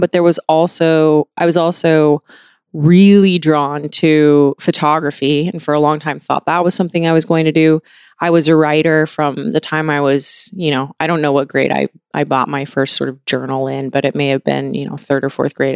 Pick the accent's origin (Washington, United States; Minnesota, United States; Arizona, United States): Washington, United States; I grew up in Washington State. I grew up on a farm, mostly in Washington State